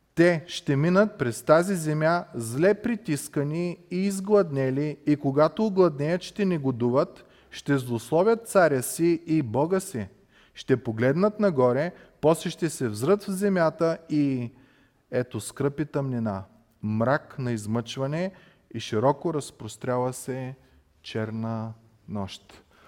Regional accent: Bulgaria; като нас българи

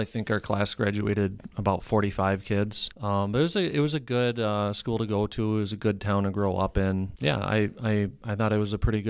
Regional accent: Carlton, Minnesota, United States; I was born and raised in Carleton, Minnesota, kind of rural out, you know, in the country.

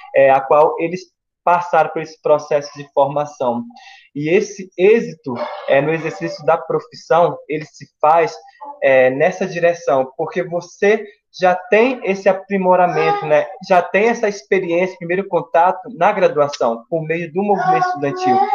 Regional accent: Pará, Brazil; now in Goiás, Brazil; sou do Pará e vim para Goiás, né, para a UFG

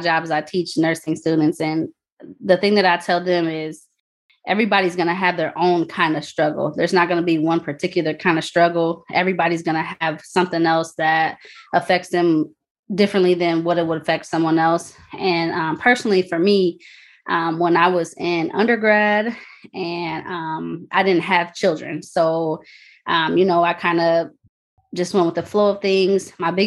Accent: near Chicago, Illinois, United States; I'm from Illinois, a little bit away from Chicago

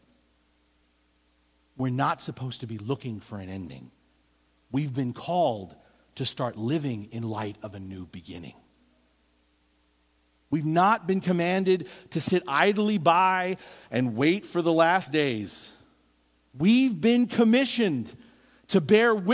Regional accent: East Coast, United States; moved away; growing up on the East Coast

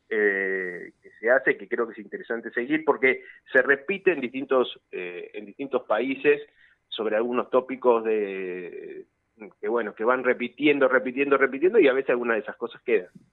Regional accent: Argentina

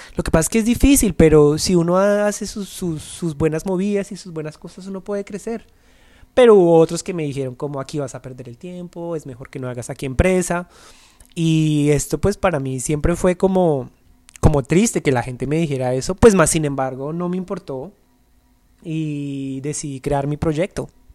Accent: Colombia; moved away; para nosotros como colombianos es muy difícil

